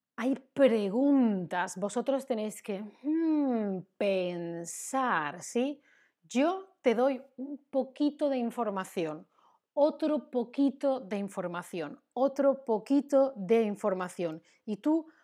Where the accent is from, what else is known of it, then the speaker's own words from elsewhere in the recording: Spain; soy española, soy de España